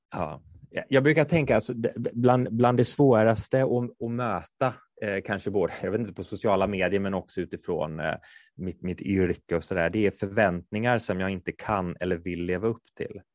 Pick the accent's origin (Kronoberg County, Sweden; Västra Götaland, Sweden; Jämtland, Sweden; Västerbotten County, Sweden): Västra Götaland, Sweden; Kungälv; moved away; jag är från Kungälv från början, där spelar man bandy